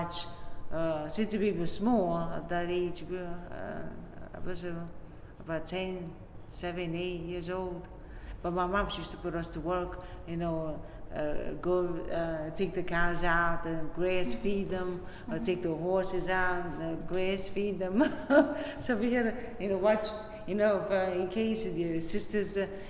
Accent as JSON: {"language": "English", "town": "Naples", "region": "Campania", "country": "Italy", "tie": "born or raised there", "moved": "yes", "lives_now": "Brooklyn, United States", "said": "I was born in Italy, in Naples, Italy."}